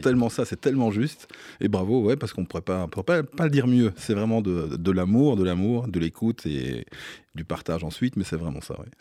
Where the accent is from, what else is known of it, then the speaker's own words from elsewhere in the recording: Belgium; moved away as an adult; now in Paris, France; j'ai fait tout, voilà, tous mes écolages là-bas, des sonos mobiles, des, soirées d'étudiantes, et puis de voilà, les, clubs se sont, arrivés après, de plus en plus grands. Et, euh, je, voilà, je suis resté jusqu'à l'âge de 26 ans en, Belgique